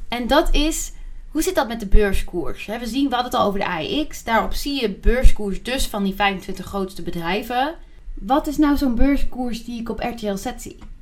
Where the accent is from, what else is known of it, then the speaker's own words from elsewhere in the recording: Netherlands; als Nederlanders